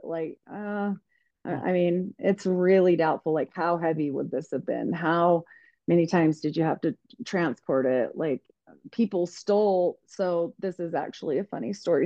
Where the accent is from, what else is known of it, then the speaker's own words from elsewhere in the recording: United States; I was just this young girl growing up in Idaho, Utah area